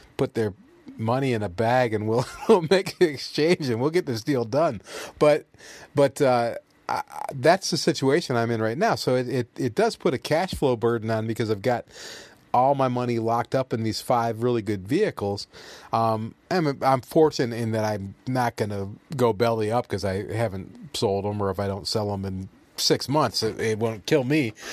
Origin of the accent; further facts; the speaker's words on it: United States; I'm an American, and I'm pro-America